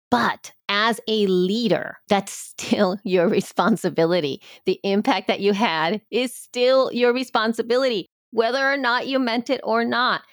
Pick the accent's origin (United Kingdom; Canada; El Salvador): El Salvador; now in United States; I've always identified as somebody from El Salvador